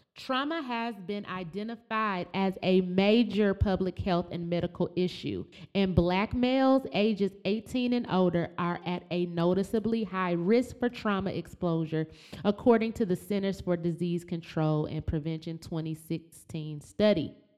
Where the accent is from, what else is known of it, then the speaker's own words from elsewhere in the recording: Flint, Michigan, United States; growing up in Flint with General Motors leaving